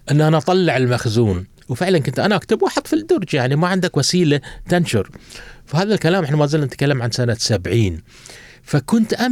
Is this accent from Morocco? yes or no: no; Doha, Qatar; كنت اخرج انا وجدي الله يرحمه نمشي من مشيرب او قصدي من بيتنا في في فريج عبد العزيز الى وين سوق واقف